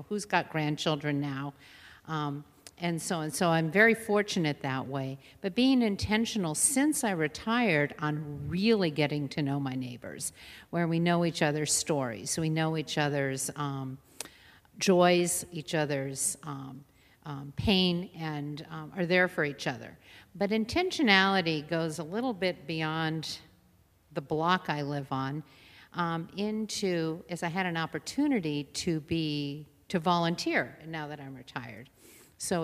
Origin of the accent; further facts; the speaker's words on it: San Diego, California, United States; I grew up in San Diego